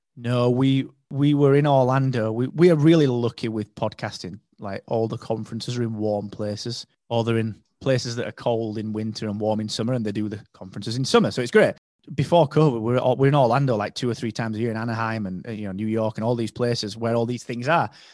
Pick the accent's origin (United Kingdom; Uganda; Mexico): United Kingdom; I was, if not the only British guy there, I was one of three